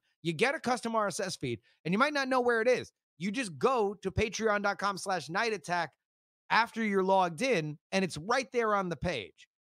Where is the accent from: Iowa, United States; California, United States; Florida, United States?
Florida, United States; also born or lived in Texas; I just want everybody to remember that I was born in Texas and I'm from Florida.